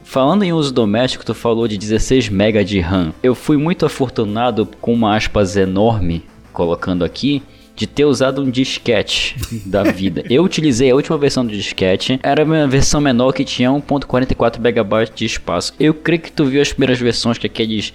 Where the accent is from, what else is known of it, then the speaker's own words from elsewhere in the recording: North Region, Brazil; Eu sou daqui do norte do Brasil